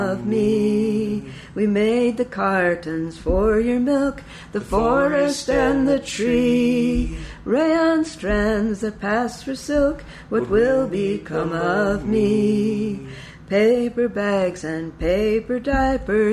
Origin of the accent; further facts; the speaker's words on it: Longview, Washington, United States; I'm from Longview, which is a huge lumber mill town